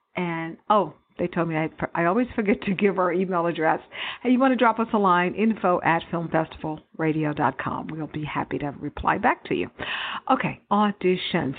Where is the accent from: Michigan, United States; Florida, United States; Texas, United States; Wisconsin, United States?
Texas, United States; I grew up in Texas where I have relatives who hunt deer and rabbits, wild rabbits and stuff